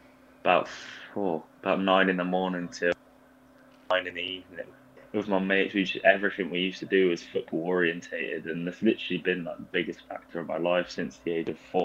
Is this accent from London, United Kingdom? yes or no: no; Bath, South West England, United Kingdom; moved away as an adult; also born or lived in Sweden / Cyprus / Northern Ireland; I was born in Bath, pretty much lived there my whole life